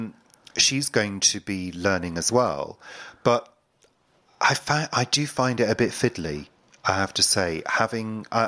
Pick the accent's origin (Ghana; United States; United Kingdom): United Kingdom; not proud to be British at all